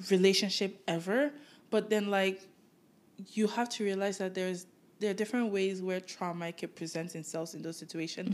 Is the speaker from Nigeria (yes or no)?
yes; Nigeria; now in Canada; I grew up in Nigeria, and it's a majority black